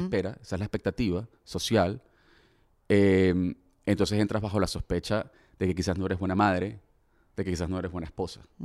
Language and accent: Spanish; Venezuela; como venezolano